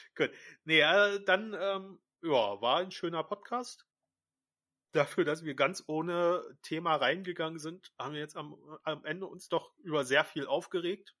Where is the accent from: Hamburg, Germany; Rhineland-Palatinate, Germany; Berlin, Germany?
Berlin, Germany; wir Berliner